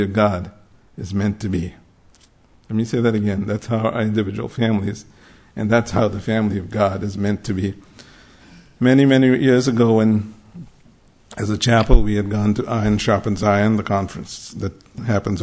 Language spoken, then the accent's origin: English; Mumbai, Maharashtra, India; I grew up in Bombay in the late 60s, early 70s as a high school, college and school, we only had the King James